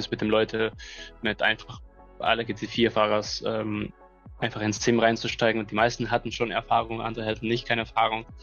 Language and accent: German; Mexico; Ja, hi, also … bin aus Mexiko